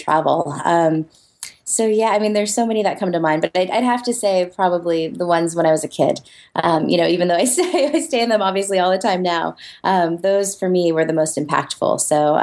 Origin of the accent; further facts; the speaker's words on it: United States; as an American